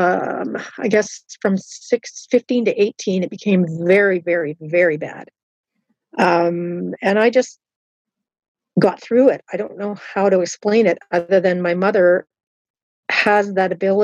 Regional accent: Southern Ontario and Halifax, Canada; I had a lot of Christian influence growing up in Southern Ontario and in Halifax

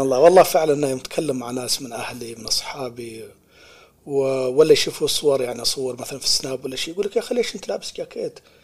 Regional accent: United Arab Emirates; now in Australia; عندنا في الإمارات هناك

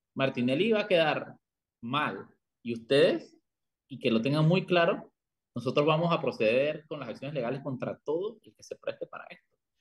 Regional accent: La Chorrera, Panamá Oeste, Panama; moved away; una calle allá en Chorrera, en mi tierra

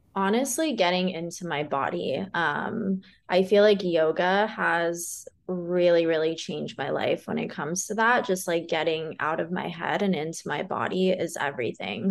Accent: California, United States; now in Austin, United States; I'm from California and I'm such a beach girl

